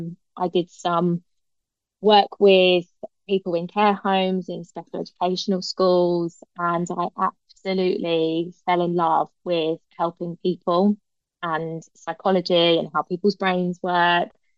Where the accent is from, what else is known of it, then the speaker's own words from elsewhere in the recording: Hertfordshire, East of England, United Kingdom; also born or lived in London; I was born in London, lived there for a few years before I eventually moved to Hertfordshire